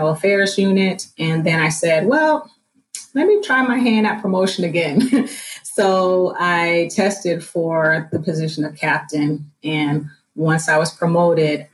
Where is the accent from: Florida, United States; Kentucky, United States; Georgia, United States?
Florida, United States; South; I was born and raised in South Florida